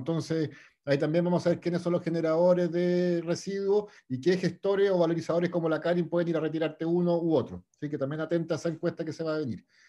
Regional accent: Cochamó, Los Lagos, Chile; soy de Cochamó también

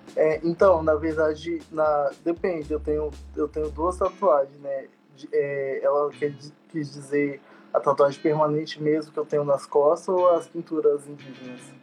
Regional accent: Espírito Santo, Brazil; moved away as an adult; now in Brasília, Brazil; Eu sou do Espírito Santo, da aldeia Caeiras Eras, barra Irajá, que é divisa

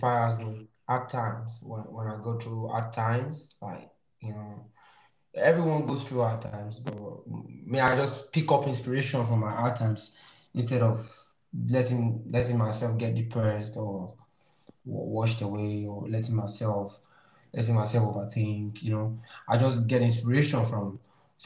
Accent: Nigeria; I'm from Africa, from Nigeria

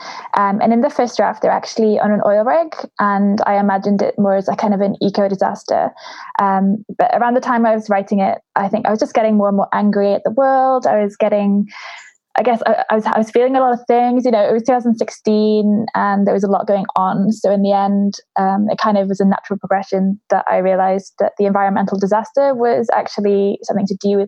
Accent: Wales, United Kingdom; I grew up in Wales, so Welsh mythology was really important to me.

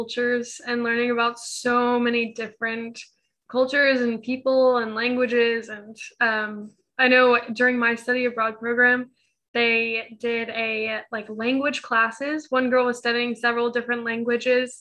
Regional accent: United States; being from the US

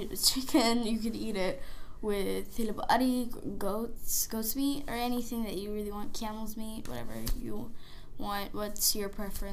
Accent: United States; I was born in the United States

